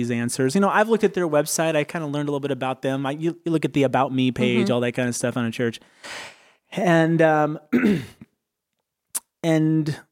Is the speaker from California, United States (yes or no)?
yes; East Bay, Bay Area, California, United States; I grew up here in the Bay Area, the East Bay specifically